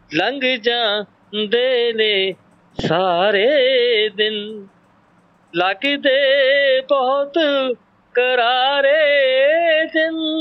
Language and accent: Punjabi; near Nakodar, Punjab, India; ਮੇਰਾ ਪਿੰਡ ਨਕੋਦਰ ਦੇ ਕੋਲ